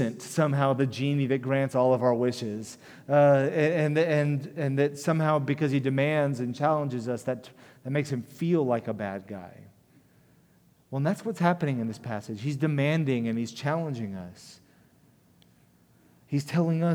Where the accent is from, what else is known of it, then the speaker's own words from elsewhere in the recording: United States; as American Christians